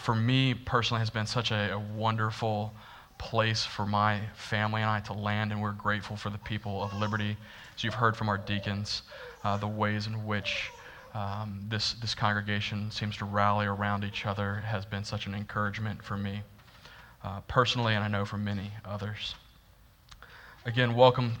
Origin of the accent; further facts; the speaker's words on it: Florida, United States; I'm from Florida, and I've never been to New York City until like last year.